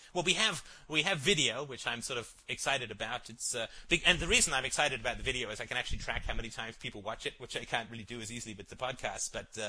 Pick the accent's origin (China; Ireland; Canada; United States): Ireland; born there; And I was born in Ireland and spent a lot of summers there.